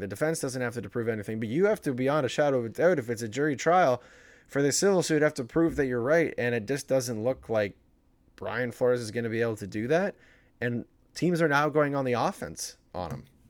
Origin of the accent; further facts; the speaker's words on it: Woodstock, Ontario, Canada; my hometown, which is the beautiful town of Woodstock, Ontario